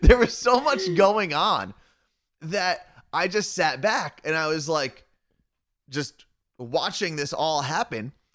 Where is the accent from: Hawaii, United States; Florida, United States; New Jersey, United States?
New Jersey, United States; moved away as an adult; now in Seattle, United States; I'm originally from New Jersey, but I've lived in Seattle